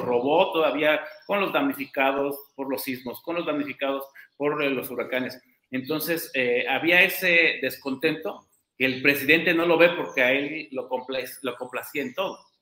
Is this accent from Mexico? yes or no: yes; Oaxaca, Mexico; Como oaxaqueño